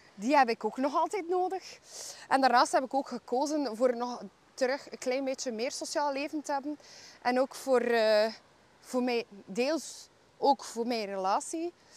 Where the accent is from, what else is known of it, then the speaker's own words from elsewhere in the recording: Bruges, Flanders, Belgium; ik ben eh, geboren en getogen in Brugge